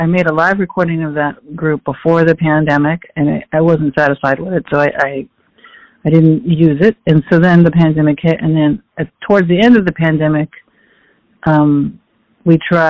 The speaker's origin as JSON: {"language": "English", "town": "Phoenix", "region": "Arizona", "country": "United States", "tie": "born or raised there", "moved": "as an adult", "lives_now": "New York, United States", "said": "I was born in Phoenix, Arizona. I grew up in a Mexican-American family"}